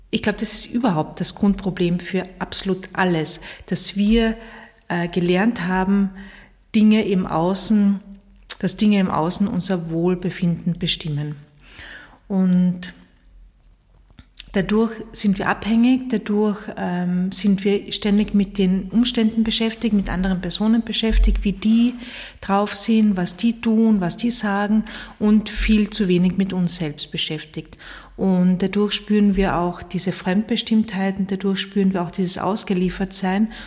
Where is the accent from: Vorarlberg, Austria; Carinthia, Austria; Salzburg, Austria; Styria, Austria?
Carinthia, Austria; In meiner alten Heimat in Kärnten gibt es einen Spruch